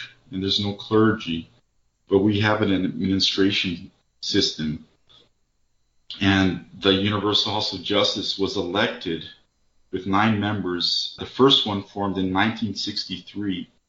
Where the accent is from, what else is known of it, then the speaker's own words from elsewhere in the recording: Brasilia, Federal District, Brazil; Well, I grew up in Brasilia, capital of Brazil, and I was born into a Baha'i family.